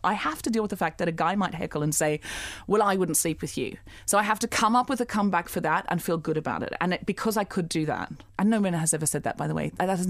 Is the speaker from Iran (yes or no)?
no; Gold Coast, Queensland, Australia; Firstly, I lived on the Gold Coast.